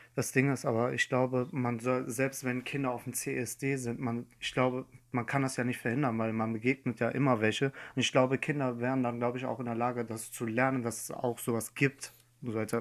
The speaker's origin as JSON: {"language": "German", "country": "Iran", "moved": "yes", "lives_now": "Germany", "said": "in meinem Heimatland Iran"}